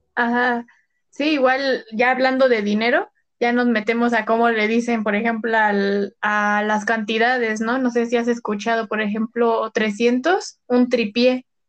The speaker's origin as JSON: {"language": "Spanish", "region": "State of Mexico", "country": "Mexico", "said": "nosotras al ser del Estado de México"}